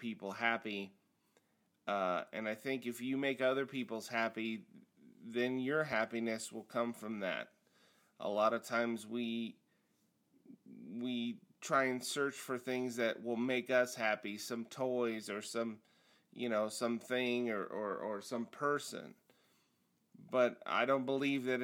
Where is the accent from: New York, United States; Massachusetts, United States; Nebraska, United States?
Nebraska, United States; moved away; also born or lived in Hawaii / Kansas City; I grew up in Nebraska in the 80s